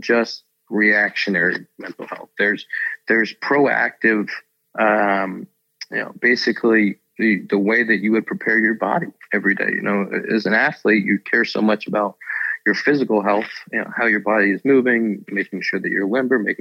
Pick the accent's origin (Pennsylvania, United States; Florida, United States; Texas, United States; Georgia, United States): Pennsylvania, United States; Pittsburgh; I grew up in Pittsburgh